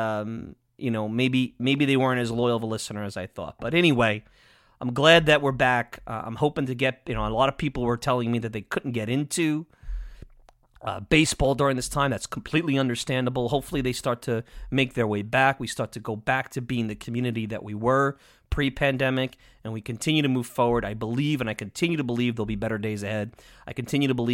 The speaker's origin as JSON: {"language": "English", "area": "Long Island", "region": "New York", "country": "United States", "said": "I'm biased from Long Island"}